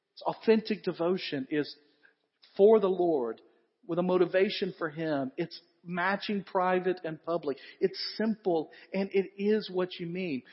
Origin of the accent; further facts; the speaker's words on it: the South, United States; He knows we're all from the South